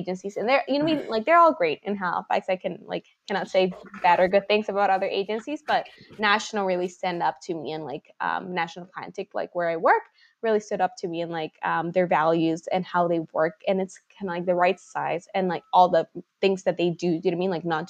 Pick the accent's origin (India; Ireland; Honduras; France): Honduras; moved away as an adult; now in Nova Scotia, Canada; being born and raised in Honduras